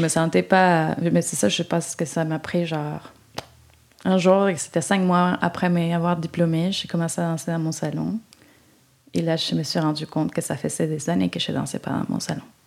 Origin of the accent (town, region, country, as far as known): Uruguay; French is a second language; moved away as an adult; also born or lived in Sherbrooke, Canada / Israel; now in Montreal, Canada